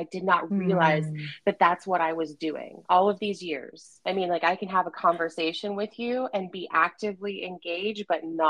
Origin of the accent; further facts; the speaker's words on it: Appalachia, United States; accent: Appalachian; And so I quickly taught myself how to speak without an Appalachian accent.